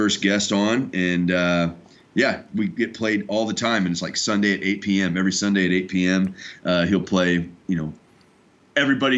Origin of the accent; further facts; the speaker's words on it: St. Louis, Missouri, United States; now in Quad Cities, United States; I'm actually from St. Louis originally